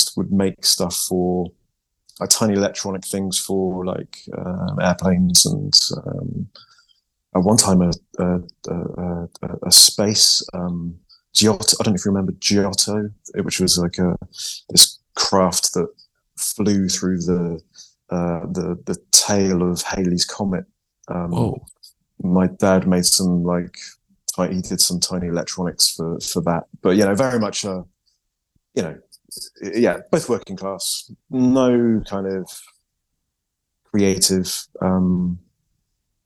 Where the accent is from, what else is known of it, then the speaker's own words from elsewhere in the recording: Yate, South West England, United Kingdom; moved away as an adult; also born or lived in Bath, United Kingdom / Croydon, London, United Kingdom; now in Bristol, United Kingdom; I'm from Yate.